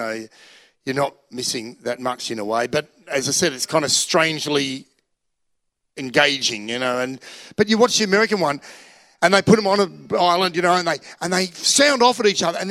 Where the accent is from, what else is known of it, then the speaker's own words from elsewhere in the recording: Australia; I'm Australian